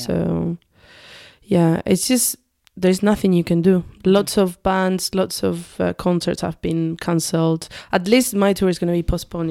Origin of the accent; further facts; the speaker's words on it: south of Spain, Spain; English is a second language; moved away as an adult; also born or lived in Manchester; now in United Kingdom; I grew up in a very, very tiny village and in the south of Spain